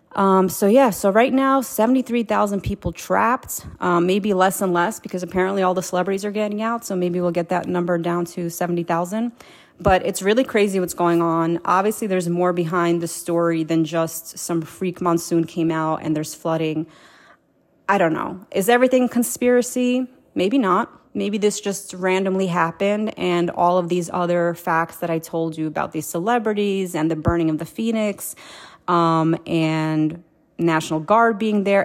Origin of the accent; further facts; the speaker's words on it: Moldova; I was born in Moldova.